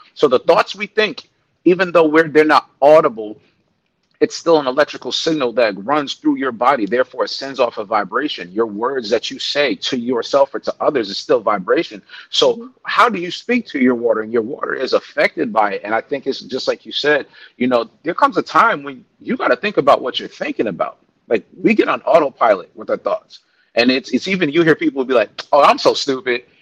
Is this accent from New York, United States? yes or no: yes; New York, United States; now in Texas, United States; I am, but you know what it means being a New Yorker